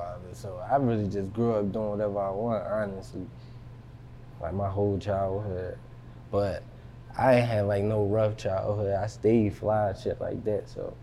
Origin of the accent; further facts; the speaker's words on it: Philadelphia, Pennsylvania, United States; I'm from West Philly, you feel me? Mm-hmm. But I grew up in Germantown.